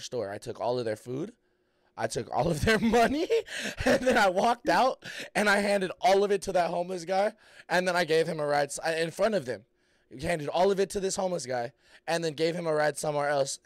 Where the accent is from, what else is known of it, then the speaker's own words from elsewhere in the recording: Fresno, California, United States; I'm from Fresno.